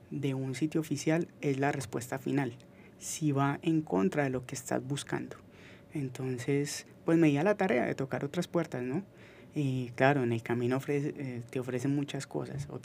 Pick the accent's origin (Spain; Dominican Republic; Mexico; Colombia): Colombia; Manizales, Caldas; Yo soy de la herencia paisa, yo soy de Manizales